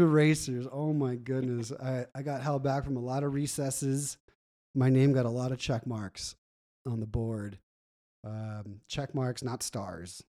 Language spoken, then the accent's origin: English; Gilbert, Arizona, United States; also born or lived in California; growing up in Gilbert was awesome